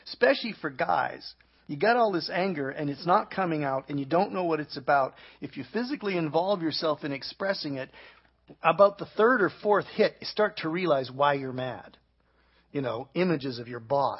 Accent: Canada; I'm from Canada.

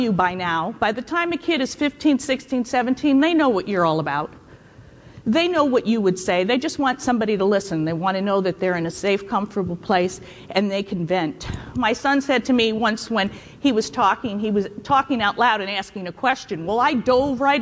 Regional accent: New York, United States; moved away; I'm from New York and I went to Catholic school

